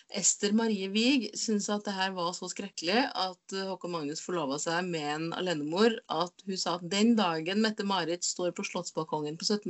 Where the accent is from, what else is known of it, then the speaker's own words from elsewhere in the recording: Trøndelag, Norway; Ja, jeg er trønder.